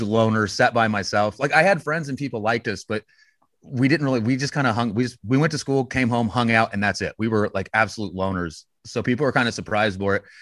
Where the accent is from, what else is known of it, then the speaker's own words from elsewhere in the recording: Westville, Illinois, United States; now in Champaign, United States; born in, uh, a town called Westville, Illinois, which is by Danville